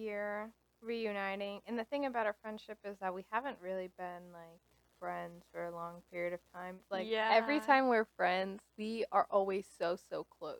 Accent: Connecticut, United States; We both grew up in Connecticut

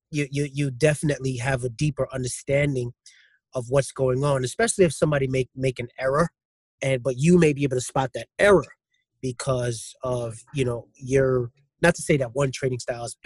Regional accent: New York City, New York, United States; also born or lived in Queens, New York; I grew up in Brooklyn, but I just moved to Queens actually not too long ago

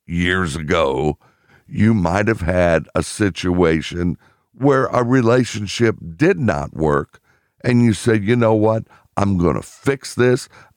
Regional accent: Pittsburgh, Pennsylvania, United States; I was born in Pittsburgh

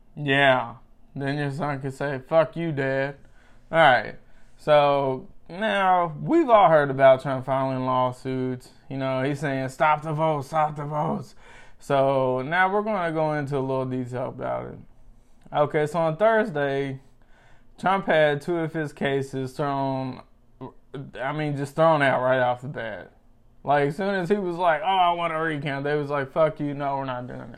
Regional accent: United States; as an American

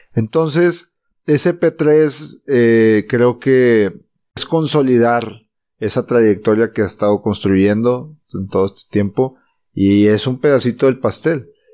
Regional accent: Mexico; somos mexicanos y latinos

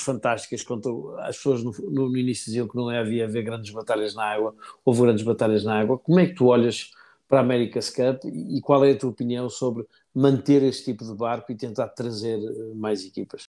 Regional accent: Portugal; tu, como português, e eu também

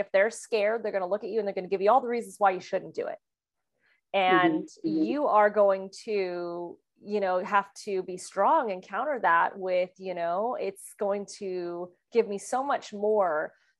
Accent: Kansas City, Missouri, United States; also born or lived in France / California / Las Vegas; had already moved internationally when I was 2 years old from France to the United States. And then I grew up in Kansas City and moved to California and then moved to Las Vegas.

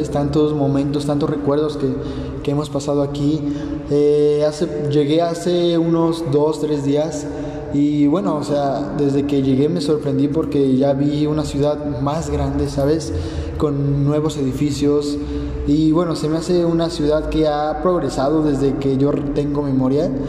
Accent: Mexico; now in United States; bueno, solamente la vez que nos mudamos de México para Estados Unidos, pero no nos hemos mudado ni a otro estado ni nada así.

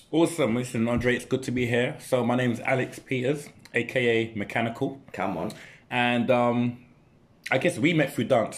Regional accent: London, United Kingdom; growing up where I grew up in in in Custom House Newham.

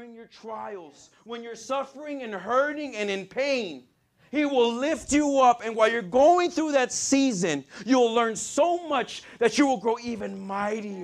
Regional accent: El Paso, Texas, United States; moved away; I'm from El Paso, Texas, if you guys don't know. I grew up in the hood

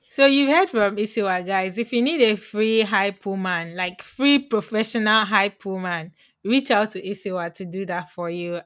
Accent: Lagos, Nigeria; moved away; I'm from Lagos

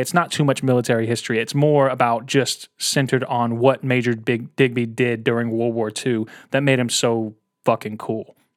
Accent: United States; as an American

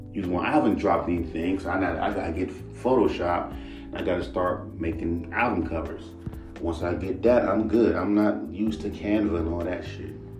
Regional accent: Los Angeles, California, United States; I'm from Los Angeles

